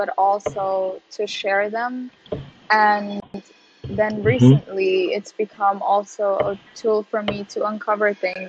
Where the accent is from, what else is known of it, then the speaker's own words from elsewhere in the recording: Qatar; also born or lived in Sudan / Leeds; now in Netherlands; I grew up in Qatar, which is like, you know, Arabic speaking Muslim country